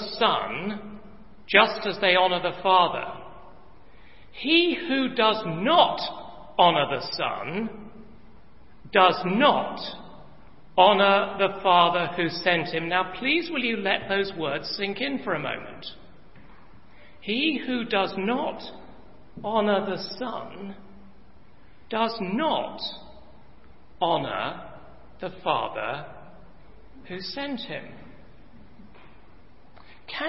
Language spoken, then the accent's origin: English; England, United Kingdom; I come from England